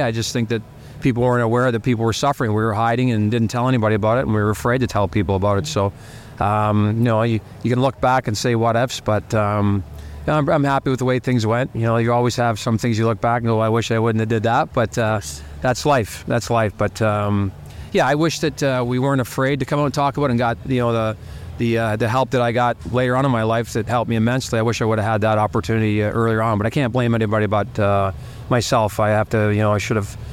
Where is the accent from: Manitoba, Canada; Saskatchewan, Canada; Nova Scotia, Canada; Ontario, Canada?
Ontario, Canada; Toronto; moved away; also born or lived in Montreal / Edmonton; go back home to Toronto to my, be close to my family and my sisters and my mom